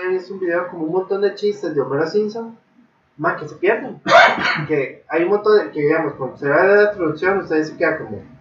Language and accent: Spanish; Japan; Spanish is a second language; eso lo aprendí, yo soy japonés, entonces.